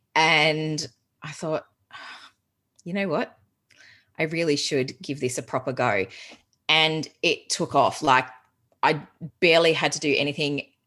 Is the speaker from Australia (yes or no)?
yes; Geelong, Victoria, Australia; moved away as an adult; also born or lived in Melbourne, Australia / England; I'm originally from Geelong